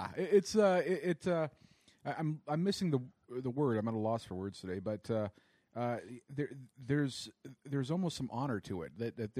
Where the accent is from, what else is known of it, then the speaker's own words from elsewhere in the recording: United States; now in Calgary, Canada; I grew up in the States